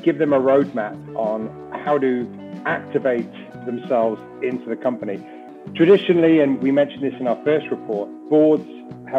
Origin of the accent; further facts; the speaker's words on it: Wales, United Kingdom; moved away as an adult; also born or lived in London; now in United States; Originally from Wales, I'm a Welshman